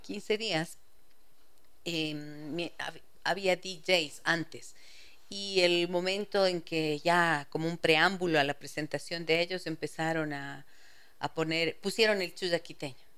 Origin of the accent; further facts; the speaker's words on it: Ibarra, Imbabura, Ecuador; moved away as an adult; now in Quito, Ecuador; yo crecí en Ibarra, toda mi infancia y mi adolescencia y hasta cuando ya me casé.